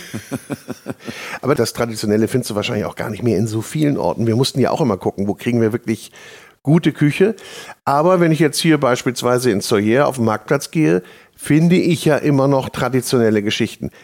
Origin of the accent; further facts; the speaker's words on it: the North, Northern Germany, Germany; bei uns im Norden